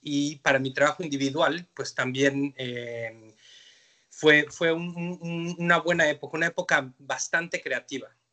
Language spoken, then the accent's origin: Spanish; Mexico City, Mexico; moved away as an adult; now in Canada; yo soy de la Ciudad de México y, mi migración a Canadá fue una cosa muy fortuita